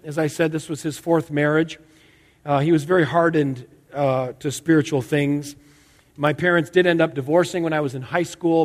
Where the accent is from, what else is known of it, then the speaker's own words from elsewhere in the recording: outside Hartford, Connecticut, United States; I grew up in Connecticut, outside Hartford.